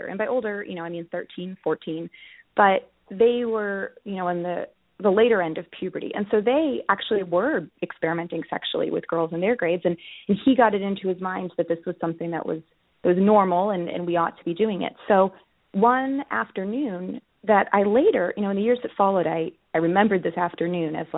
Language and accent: English; Boston, Massachusetts, United States; I grew up in the Boston area.